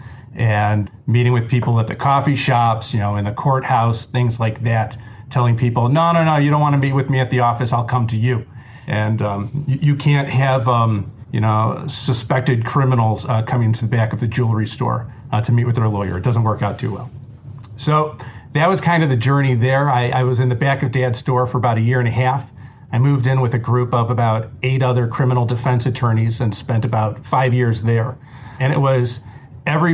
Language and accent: English; Cleveland, Ohio, United States; growing up in Cleveland, my family owned a jewelry store